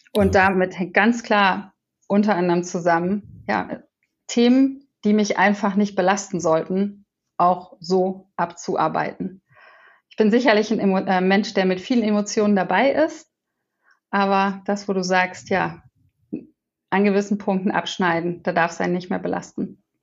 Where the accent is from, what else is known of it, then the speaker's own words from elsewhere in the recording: Wetzlar, Hesse, Germany; moved away; Ich war in meiner Heimat und war in Wetzlar